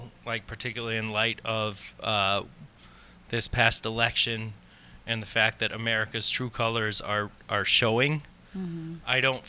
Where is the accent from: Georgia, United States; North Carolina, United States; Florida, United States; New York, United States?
New York, United States; near Binghamton, upstate; moved away as an adult; now in New York City, United States; So I grew up in a very small town in upstate New York, about 20 minutes west of Binghamton. Pretty rural, very white, very homogeneous